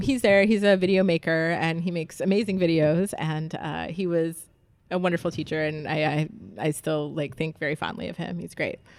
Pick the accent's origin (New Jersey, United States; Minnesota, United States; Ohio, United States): Ohio, United States; Youngstown; also born or lived in Jacksonville, Florida / Columbus, Ohio / Cincinnati, Ohio; I am from, uh, northeastern Ohio, uh, Youngstown, which is Rust Belt territory